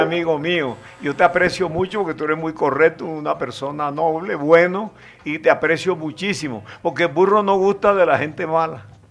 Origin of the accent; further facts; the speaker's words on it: Cereté, Córdoba, Colombia; yo soy de Cereté, Córdoba, y ahí me la pasaba en el barrio Veno de Cereté